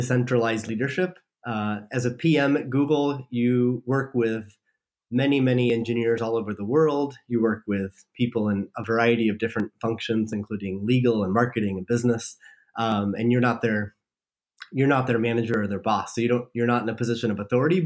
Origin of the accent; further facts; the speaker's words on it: Iowa, United States; moved away as an adult; also born or lived in San Francisco Bay Area; I grew up in a small town in Iowa, so I'm from the Midwest in the United States.